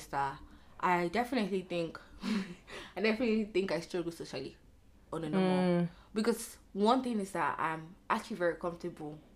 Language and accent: English; Nigeria; now in Canada; I'm such a Nigerian babe. I think because my circle is very Nigerian